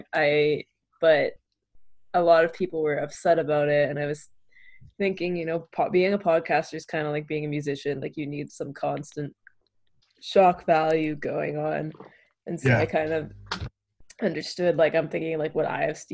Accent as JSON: {"language": "English", "country": "Canada", "said": "as a Canadian right now"}